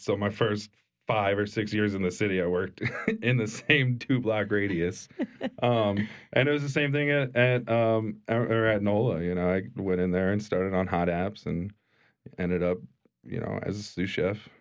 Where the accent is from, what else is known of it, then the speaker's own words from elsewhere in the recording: Pennsylvania, United States; moved away as an adult; also born or lived in Pittsburgh; now in New Orleans, United States; I grew up in Pennsylvania and moved to Pittsburgh for culinary school when I was nineteen